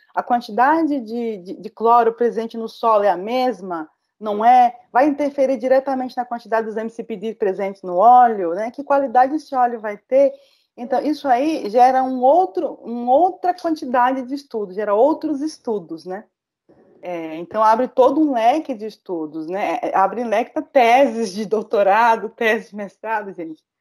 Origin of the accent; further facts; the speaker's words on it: Bahia, Brazil; Eu, como baiana